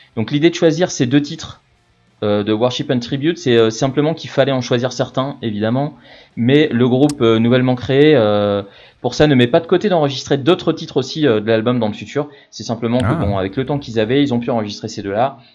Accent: France; on est des Français, on est fiers de notre pays

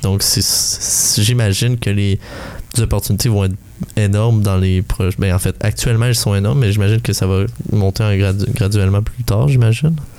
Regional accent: Val-des-Sources, Quebec, Canada; je viens de Val des Sources, désolé, Asbestos

